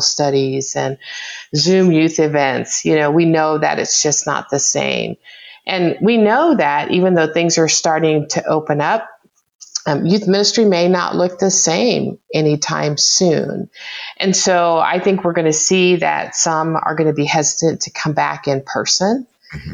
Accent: Oklahoma, United States; I grew up in Oklahoma

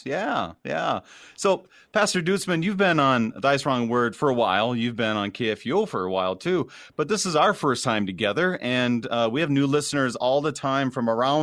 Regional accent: Minnesota, United States; I'm from Minnesota

